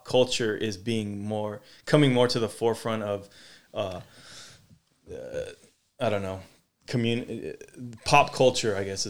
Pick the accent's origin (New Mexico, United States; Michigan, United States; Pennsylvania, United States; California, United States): California, United States; Sacramento; like I grew up in Sacramento, you know, I know, you know, somewhat history mm-hmm. of everything, but I know it from the point of view in Sacramento.